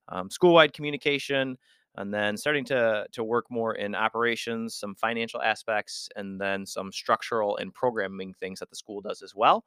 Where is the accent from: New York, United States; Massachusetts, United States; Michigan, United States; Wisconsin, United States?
Michigan, United States; West; also born or lived in Florida; I grew up here in West Michigan